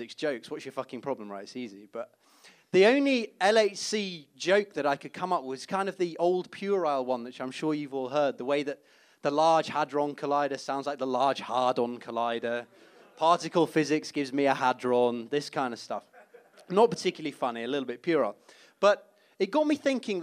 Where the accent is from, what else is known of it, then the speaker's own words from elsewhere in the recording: Leeds, Yorkshire and the Humber, United Kingdom; moved away; being a kid growing up in Leeds, actually. That's where I'm from